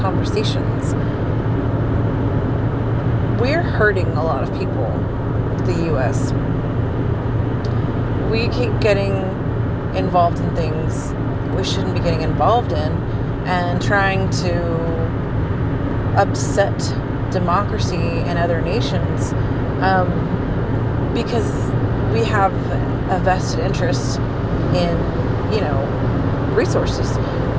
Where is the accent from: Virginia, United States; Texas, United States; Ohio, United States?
Texas, United States; also born or lived in Port Isabel, Texas / Lockhart, Texas / Houston, Texas / Austin, Texas; I grew up in Texas, and I've lived here my whole life